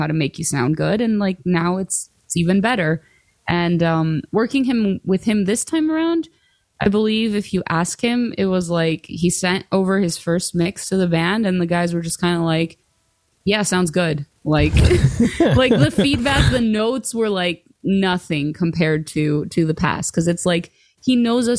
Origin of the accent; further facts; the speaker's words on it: Greece; moved away; I grew up in Greece